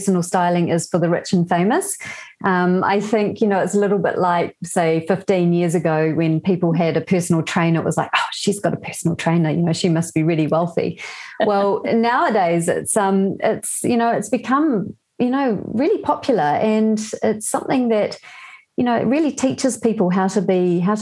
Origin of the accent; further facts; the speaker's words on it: New Zealand; also born or lived in Germany / Belgium; So I was born in New Zealand, but I lived in Europe twice.